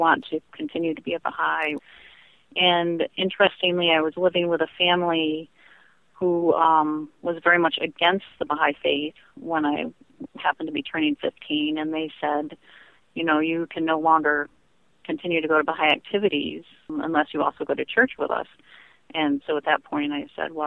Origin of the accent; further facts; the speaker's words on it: Finger Lakes, New York, United States; I grew up in the Finger Lakes of New York State